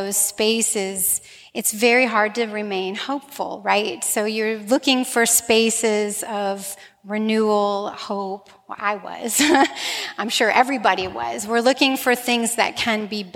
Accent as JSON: {"language": "English", "town": "Slidell", "region": "Louisiana", "country": "United States", "tie": "born or raised there", "said": "my hometown of Slidell"}